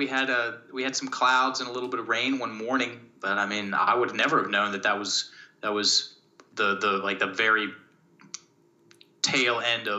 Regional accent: Richmond, Virginia, United States; I'm in Richmond. It's my hometown where I'm born and raised. And I've been in Richmond all through the summer

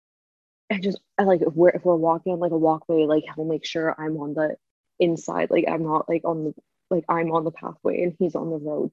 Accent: Toronto, Ontario, Canada; moved away as an adult; now in Australia; We said Toronto

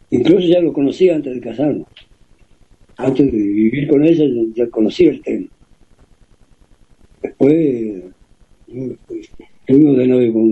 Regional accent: Ingeniero Jacobacci, Río Negro, Argentina; moved away; después, como yo me fui de Yacobasi, yo me fui hace muchísimos años. Y después de mi familia en Jacobasi quedan muy poco. a un tío y los primos, ¿no?

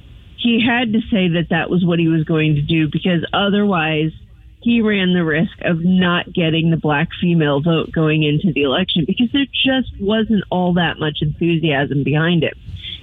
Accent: Twin Oaks, Missouri, United States; I grew up near Twin Oaks in that 141 and Big Bend intersection, that area.

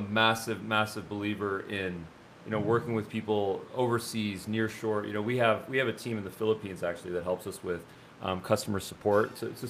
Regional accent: India; One of them's from Nigeria. One of them's from India. I'm from India.

